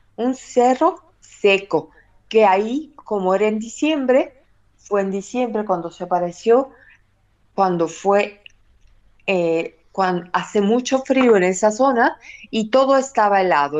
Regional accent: Mexico City, Mexico; now in Córdoba, Spain; tengo la dicha y la gracia de haber nacido en el mismo lugar donde ella se apareció y dejó su imagen

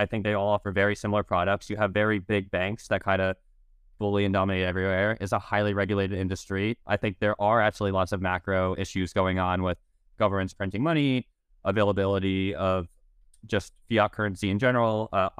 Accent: United States; I'm an American citizen.

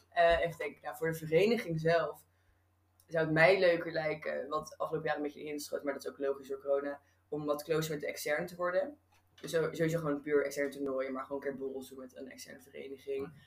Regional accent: Rotterdam, South Holland, Netherlands; moved away; ik kom uit Rotterdam

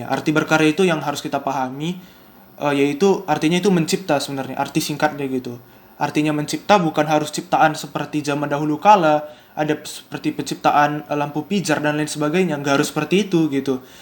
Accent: Medan, North Sumatra, Indonesia; Aku seorang mahasiswa, uh, asalku dari Sumatera Utara, Medan.

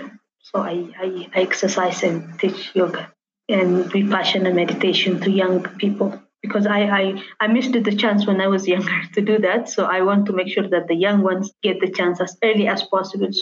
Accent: Addis Ababa, Ethiopia; I was born and raised in Addis

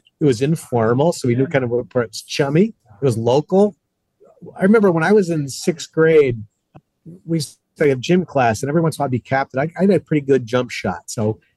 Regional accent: New England, United States; I'm from New England

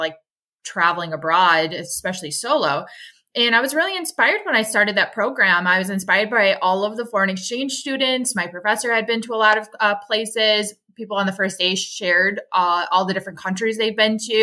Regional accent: Milwaukee, Wisconsin, United States; I grew up in Milwaukee, Wisconsin

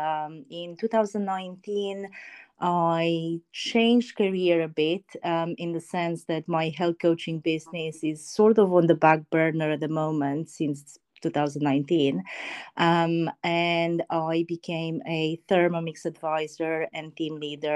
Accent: Romania; moved away as an adult; now in United Kingdom; I'm originally from Romania, actually. Been living in the UK for about 7 years now.

